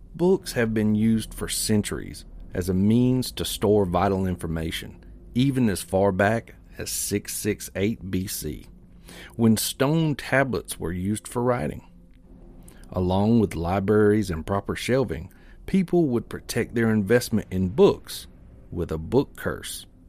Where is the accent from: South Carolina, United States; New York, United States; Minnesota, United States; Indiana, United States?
South Carolina, United States; Springfield; born or raised there